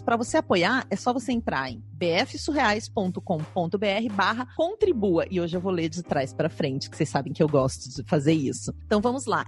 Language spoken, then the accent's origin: Portuguese; South Region, Brazil; accent: sotaque do sul; veio até meu sotaque do sul